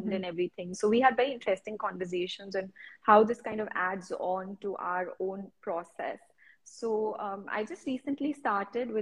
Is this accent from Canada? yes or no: no; India; as Indian women